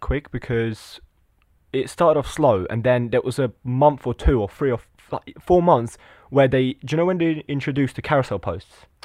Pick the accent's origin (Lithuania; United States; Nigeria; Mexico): Lithuania; now in England; I was born in Lithuania, but I'm, I live in England